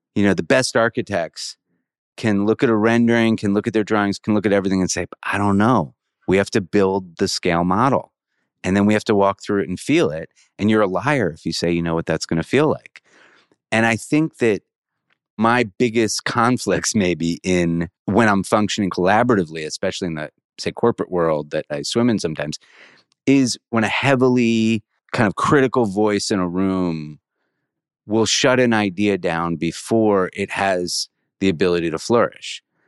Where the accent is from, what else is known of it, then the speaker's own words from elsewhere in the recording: suburban Maryland, United States; So I grew up in an area of suburban Maryland, say 20 minutes from the White House, like right outside of DC.